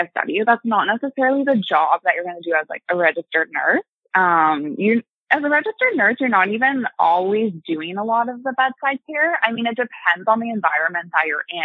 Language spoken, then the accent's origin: English; Ottawa, Ontario, Canada; I've been born and raised in Ottawa. I've lived here my whole life